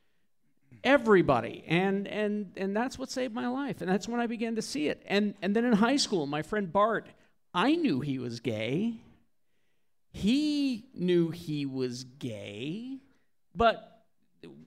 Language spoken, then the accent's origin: English; Spanish Fork, Utah, United States; I grew up in a very small farming community. I mean, I was raised on a farm, Spanish Fork, Salem